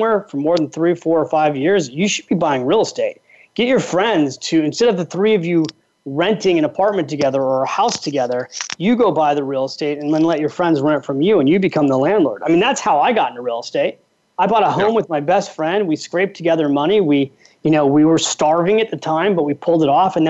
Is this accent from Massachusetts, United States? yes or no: no; California, United States; now in New York, United States; I'm from California and I live in New York.